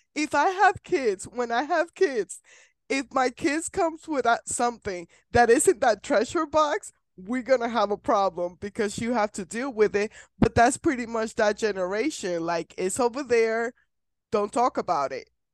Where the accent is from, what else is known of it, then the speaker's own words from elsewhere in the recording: Puerto Rico; now in Kansas, United States; I'm from Puerto Rico, so my family's in Puerto Rico and I live in Kansas